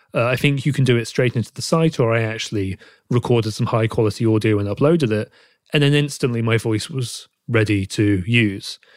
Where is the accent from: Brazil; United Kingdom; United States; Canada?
United Kingdom; accent: British; my British accent